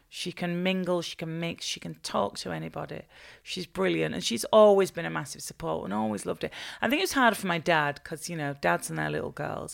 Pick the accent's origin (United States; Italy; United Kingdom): United Kingdom; Bolton, North West England; I was born and raised in in Bolton